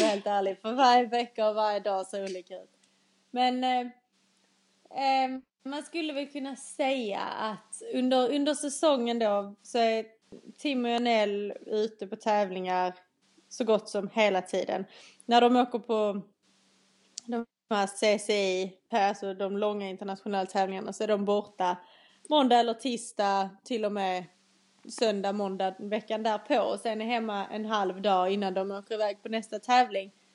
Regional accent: Skåne, Sweden; accent: Skåne dialect; moved away as an adult; now in England; Jag är en 21-årig eh, tjej från Skåneland som ni kanske redan har förstått på min dialekt

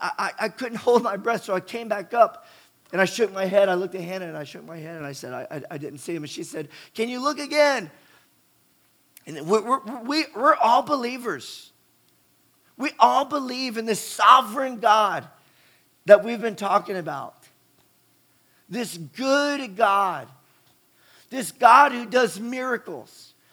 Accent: West Virginia, United States; I grew up in West Virginia, you know, going down the New River and the Gauley River

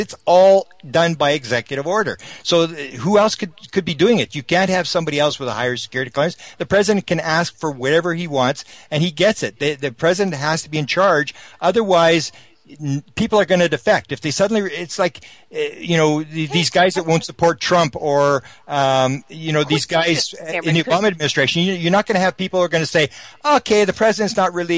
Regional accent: Canada; I'm a Canadian

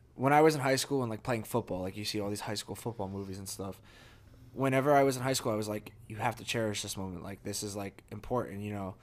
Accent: New Jersey, United States; moved away as an adult; New Jersey, my, to my hometown, to the house

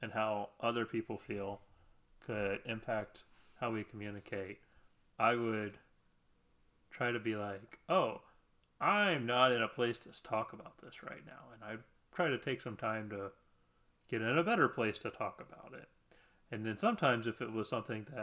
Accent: Midwest, United States; I'm from the Midwest

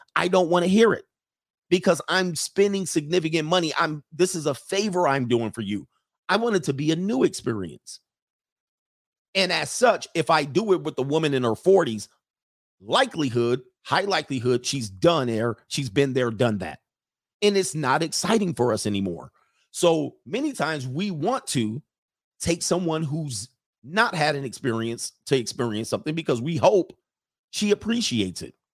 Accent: California, United States; I'm from California

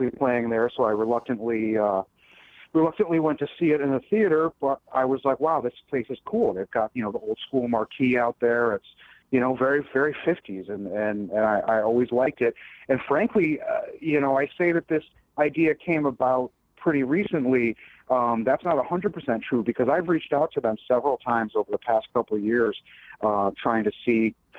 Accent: Bridgeport, Connecticut, United States; now in Derby, United States; I grew up in Bridgeport, but I moved to Derby about 3 years ago

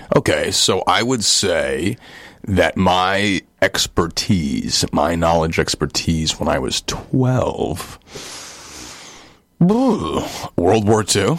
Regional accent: New York City, New York, United States; born or raised there

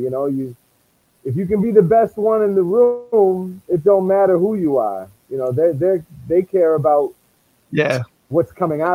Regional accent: New England, United States; accent: Boston; growing up in New England, primarily Irish community, being Armenian

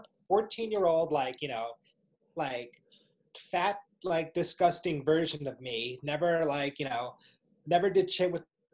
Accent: New Jersey, United States; we grew up in Jersey

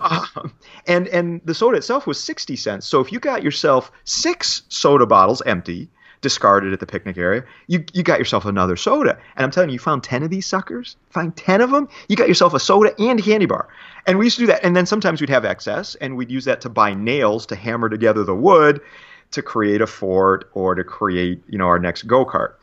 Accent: Detroit, Michigan, United States; moved away as an adult; also born or lived in Ann Arbor, Michigan / Pittsburgh, Pennsylvania; now in New Jersey, United States; born and raised in, uh, the Detroit area, Detroit, Michigan

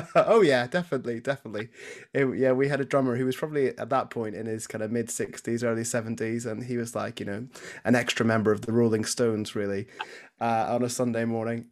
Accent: Belfast, Northern Ireland, United Kingdom; moved away as an adult; now in Nottingham, United Kingdom; So I grew up in Belfast, uh, Northern Ireland. Mum and dad are still back home there. Uh, yeah, so I spent the first eighteen years of my life there.

